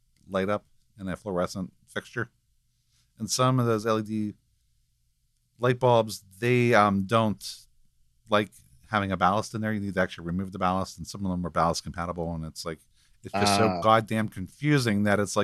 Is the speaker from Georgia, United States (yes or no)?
no; Greensburg, Pennsylvania, United States; I'm originally from Greensburg, Pennsylvania